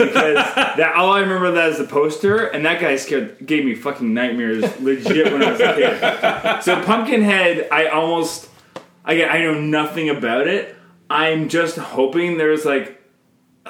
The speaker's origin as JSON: {"language": "English", "country": "Canada", "said": "I'm Canadian filmmaker"}